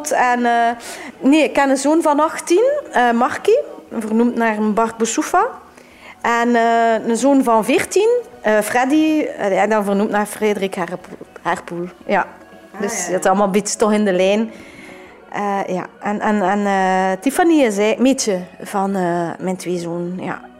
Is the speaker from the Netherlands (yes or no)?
no; Ghent, Flanders, Belgium; Maar wel, allee, je weet wel dat ik, van, dat ik van België kom.